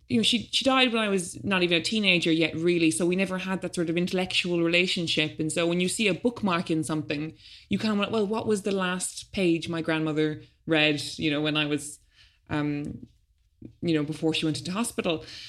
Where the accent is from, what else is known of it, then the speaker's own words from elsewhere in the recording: Ireland; now in London, United Kingdom; as an Irish adult, considering I've never had a real job there and I've never paid taxes